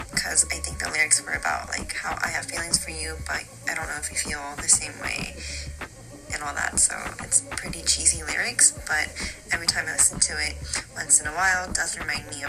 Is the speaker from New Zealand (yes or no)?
no; Seoul, South Korea; English is a second language; from Seoul.